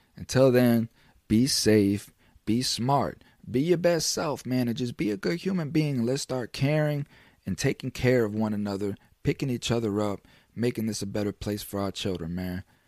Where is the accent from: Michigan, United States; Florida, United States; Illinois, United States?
Florida, United States; I'm from Florida